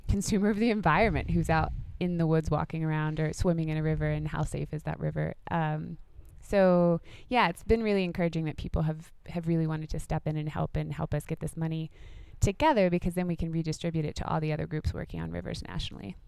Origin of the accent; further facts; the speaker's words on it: Laurel Fork, Virginia, United States; I grew up like right above North Carolina, so just up on the plateau